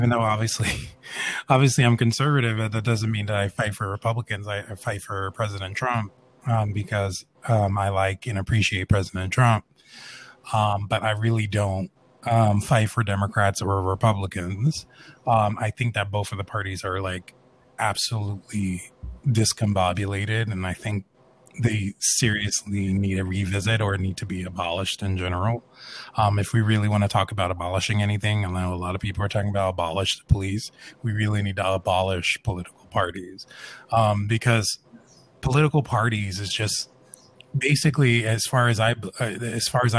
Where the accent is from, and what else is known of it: United States